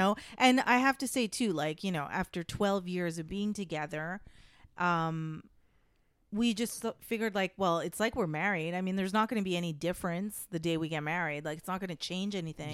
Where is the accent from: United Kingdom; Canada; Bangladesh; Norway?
Canada; moved away as an adult; now in United States; I am a Canadian citizen, so that's, but I am a permanent resident in the United States